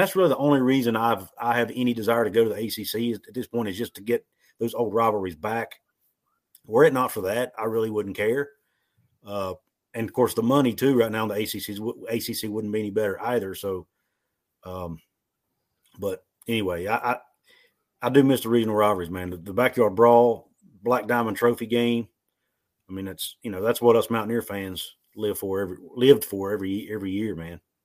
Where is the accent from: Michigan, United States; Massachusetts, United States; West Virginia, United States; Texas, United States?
West Virginia, United States; I was born and raised in West Virginia. I've lived here my whole life.